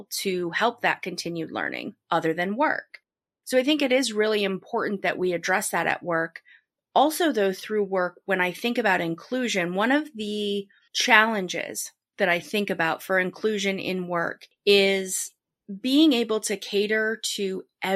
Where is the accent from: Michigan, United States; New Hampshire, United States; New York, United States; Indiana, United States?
New Hampshire, United States; I grew up in New Hampshire, a very small, very white state